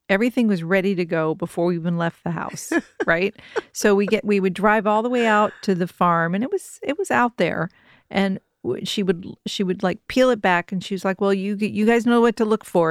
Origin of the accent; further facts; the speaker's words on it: Kentucky, United States; moved away; there was Pullen Farms where I grew up in Kentucky